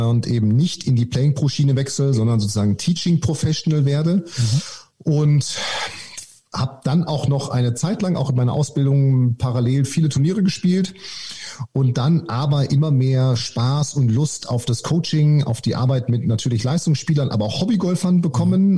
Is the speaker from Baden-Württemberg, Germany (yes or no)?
no; Münster, North Rhine-Westphalia, Germany; ich komme ursprünglich aus Münster